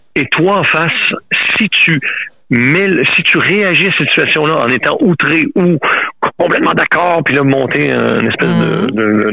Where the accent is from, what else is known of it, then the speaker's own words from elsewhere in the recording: Quebec, Canada; moved away as an adult; now in France; Je suis québécois, ça fait plus de 26 ans que m'étais en France